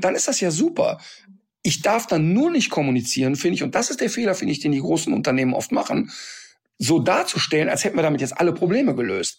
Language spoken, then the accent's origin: German; North Rhine-Westphalia, Germany; ich bin am Rhein aufgewachsen